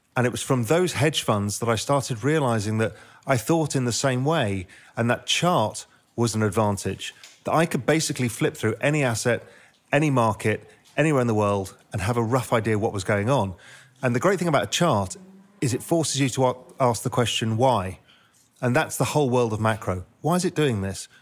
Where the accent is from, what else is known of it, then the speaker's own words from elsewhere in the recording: England, United Kingdom; also born or lived in India / Spain; now in Cayman Islands; I'm half Indian, half Dutch, grew up in England, lived in India for a bit, lived in Spain for ten years, and now live in the Cayman Islands